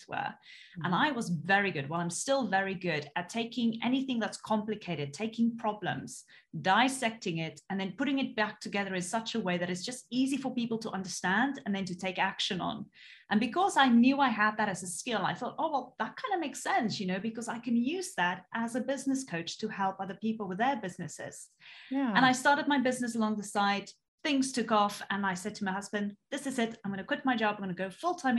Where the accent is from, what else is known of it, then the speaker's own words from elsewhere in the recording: South Africa; moved away; originally I'm actually from South Africa and I came from such a small town. You know, there was literally growing up, there was one traffic light